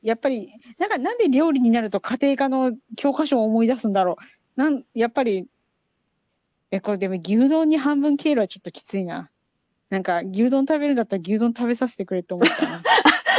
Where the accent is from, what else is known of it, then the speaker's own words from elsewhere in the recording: Chiba, Japan; 私千葉県出身だからさ